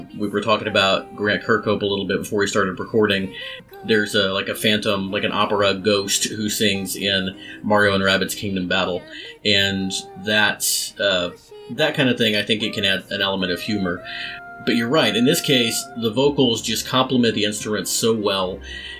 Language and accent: English; Texas, United States; Growing up in Texas